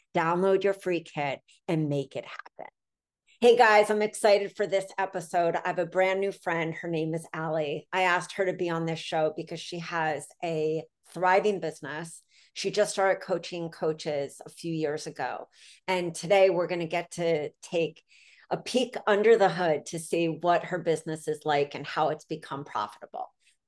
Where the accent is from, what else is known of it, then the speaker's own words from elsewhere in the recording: Philadelphia, Pennsylvania, United States; I grew up right downtown.